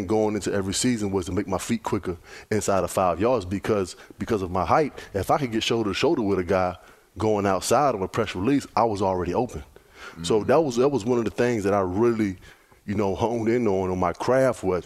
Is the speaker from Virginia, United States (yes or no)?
yes; Virginia Beach, Virginia, United States; Me growing up in Virginia Beach, Virginia, man, we didn't have a pro team